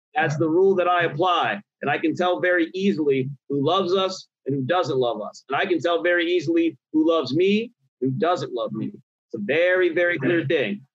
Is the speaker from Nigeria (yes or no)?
yes; Nigeria; I'm Nigerian. And culturally there are a lot of differences, a lot of shifts. And honestly, I came from a culture where they would check you, especially being a Nigerian boy